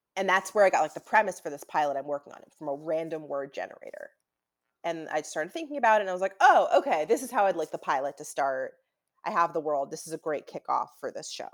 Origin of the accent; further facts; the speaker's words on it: Newton, Massachusetts, United States; moved away as an adult; also born or lived in Saratoga Springs, New York; now in Los Angeles, United States; I'm from Newton, Massachusetts